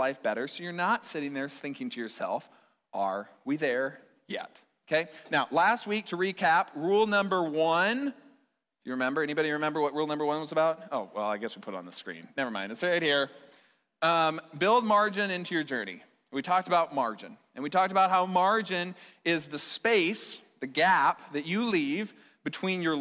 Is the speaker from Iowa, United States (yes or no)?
yes; Fort Dodge, Iowa, United States; my hometown in Fort Dodge